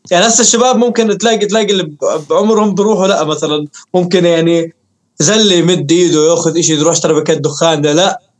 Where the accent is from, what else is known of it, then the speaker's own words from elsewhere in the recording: Irbid, Irbid Governorate, Jordan; moved away; كتبت اغنيه عن موضوع طلعت من اربد انه وبتوصف حالتي انا بهذيك الفتره آه بس آه ليش آه الاسباب اللي طلعت فيها من اربد